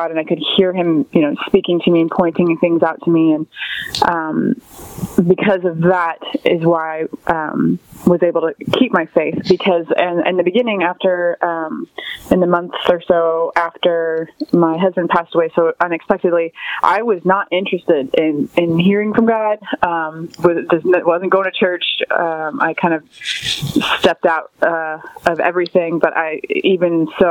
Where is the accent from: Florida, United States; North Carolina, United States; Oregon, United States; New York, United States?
Florida, United States; Port St. Lucie; now in Vero Beach, United States; I grew up in Port St. Lucie, Florida, and I'm currently living in Vero Beach, Florida